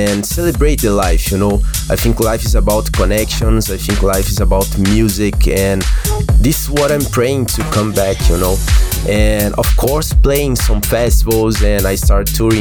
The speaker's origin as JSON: {"language": "English", "country": "Brazil", "said": "My home country of Brazil"}